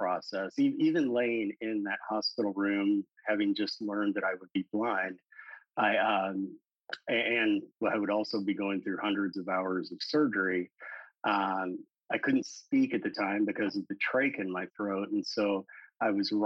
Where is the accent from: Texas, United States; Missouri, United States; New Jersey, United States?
Missouri, United States; St. Louis; also born or lived in High Hill, Missouri; So I grew up my first 10 years of life in St. Louis, Missouri. And then whenever I was in elementary school, my family moved to rural Missouri, a little town called High Hill. And that's where I spent the rest of my school years.